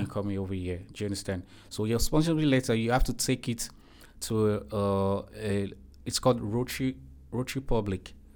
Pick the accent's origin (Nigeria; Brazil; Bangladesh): Nigeria; moved away as an adult; now in Turkey; I'm from Nigeria.